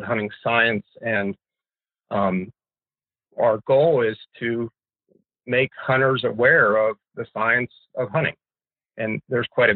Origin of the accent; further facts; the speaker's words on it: Pennsylvania, United States; also born or lived in Alaska; now in Fairbanks, United States; I grew up in Pennsylvania